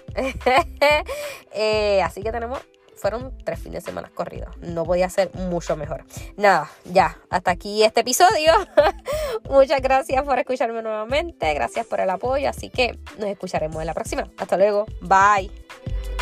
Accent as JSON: {"language": "Spanish", "country": "Puerto Rico", "said": "como buena puertorriqueña"}